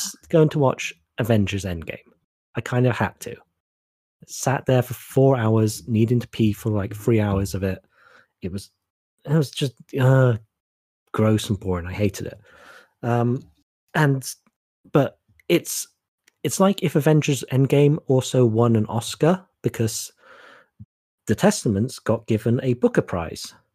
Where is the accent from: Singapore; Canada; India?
Canada; also born or lived in Norwich, United Kingdom; I'm a Canadian Jew